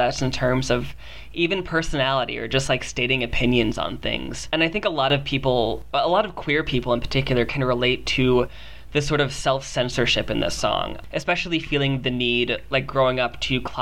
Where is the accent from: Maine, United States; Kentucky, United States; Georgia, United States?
Kentucky, United States; I grew up in Kentucky